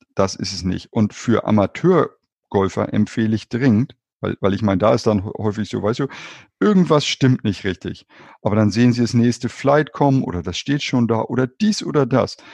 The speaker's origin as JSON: {"language": "German", "region": "Hamburg", "country": "Germany", "tie": "born or raised there", "said": "tatsächlich bin ich in Hamburg geboren und auch in Hamburg aufgewachsen"}